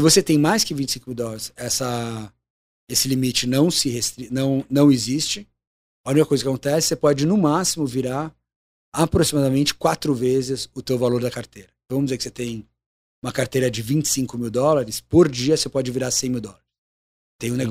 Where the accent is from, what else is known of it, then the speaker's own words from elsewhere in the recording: Brazil; Sou brasileiro, moro aqui